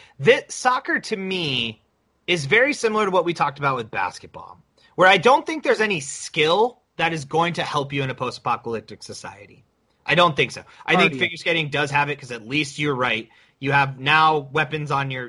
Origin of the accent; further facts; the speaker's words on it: United States; as an American